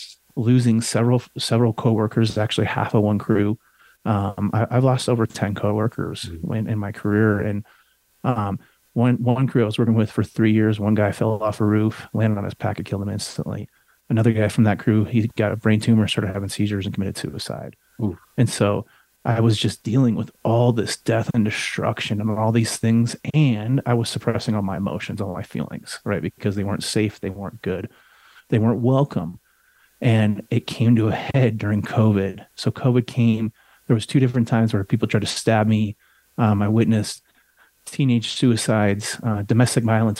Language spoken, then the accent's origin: English; Colorado, United States; I grew up in Colorado.